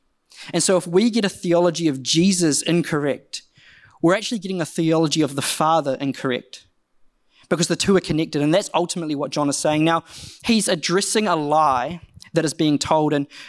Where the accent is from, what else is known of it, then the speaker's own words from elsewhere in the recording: Rotorua, Bay of Plenty, New Zealand; Now, I don't know about you, but I grew up in Rotorua, and from a young age, I grew up in quite a conservative Brethren church